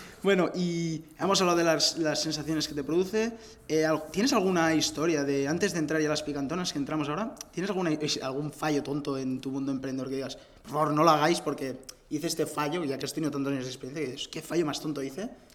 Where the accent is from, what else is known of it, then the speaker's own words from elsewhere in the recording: Barcelona, Catalonia, Spain; yo también soy de Barcelona